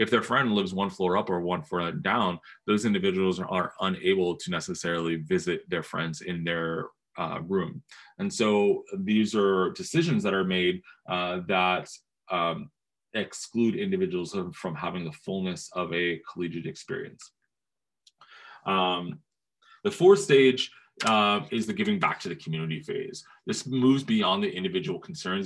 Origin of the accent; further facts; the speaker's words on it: New Jersey, United States; I grew up in New Jersey